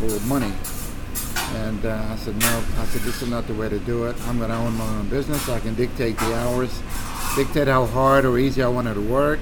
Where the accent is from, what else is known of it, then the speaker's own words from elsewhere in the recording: Ramallah, West Bank, Palestine; now in Arlington, Virginia, United States; Ramallah, my hometown where I was born, it's one of the beautiful places in the West Bank.